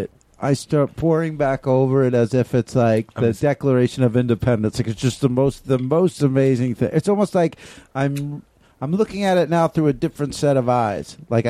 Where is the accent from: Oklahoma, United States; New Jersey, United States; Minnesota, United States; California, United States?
New Jersey, United States; moved away as an adult; also born or lived in Austin, Texas; Well, I'm from New Jersey originally.